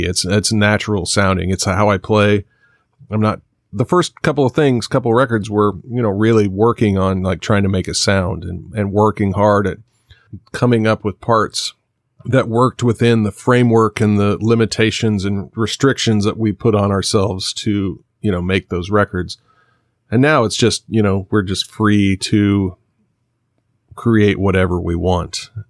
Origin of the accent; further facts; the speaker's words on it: Kansas, United States; moved away; also born or lived in Nashville; I'm from Kansas